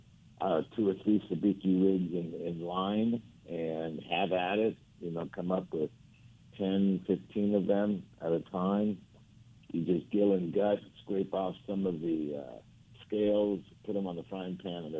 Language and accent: English; Argentina; moved away; I was born in Argentina.